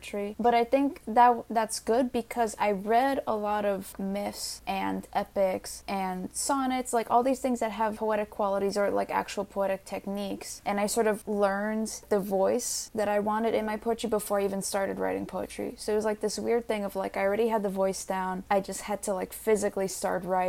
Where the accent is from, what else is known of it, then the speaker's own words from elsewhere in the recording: New York City, New York, United States; I was born and I was raised here in New York City